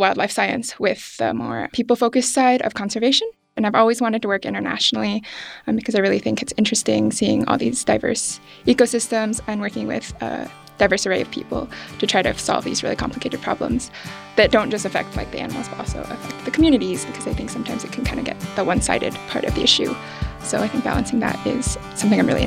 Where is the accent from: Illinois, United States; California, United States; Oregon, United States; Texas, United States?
Oregon, United States; moved away; I grew up in Oregon